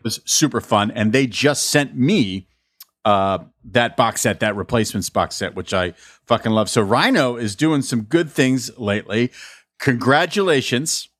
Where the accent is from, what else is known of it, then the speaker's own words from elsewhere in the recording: New Mexico, United States; growing up in New Mexico, everyone had the bolo ties